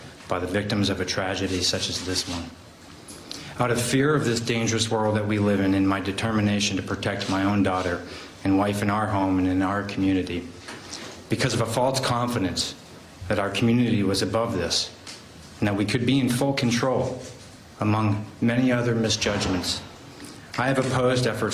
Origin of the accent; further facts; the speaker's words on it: Lewiston, Maine, United States; my hometown of Lewiston, Maine